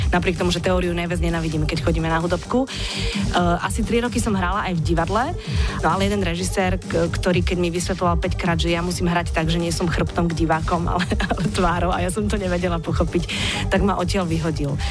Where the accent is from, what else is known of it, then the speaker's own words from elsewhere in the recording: Žilina, Žilina Region, Slovakia; som vyrastala v Žiline